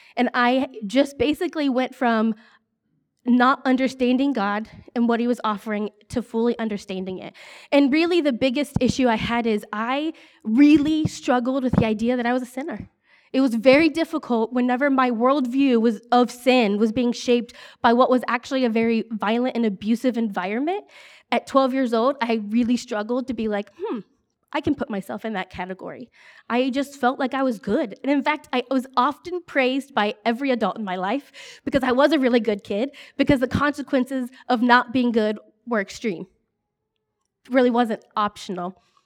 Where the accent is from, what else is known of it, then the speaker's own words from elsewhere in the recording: Ohio, United States; I grew up here in Ohio